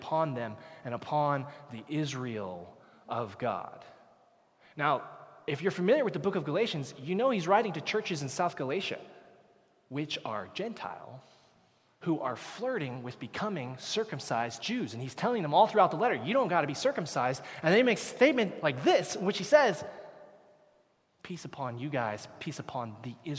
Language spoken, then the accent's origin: English; Canada; Canadians, where did we come from? We came from England, came from Great Britain.